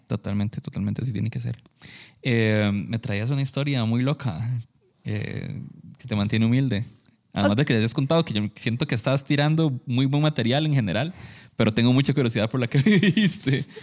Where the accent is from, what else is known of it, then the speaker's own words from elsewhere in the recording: San Carlos, Alajuela, Costa Rica; moved away; nosotros somos, de San Carlos, bueno, somos de allá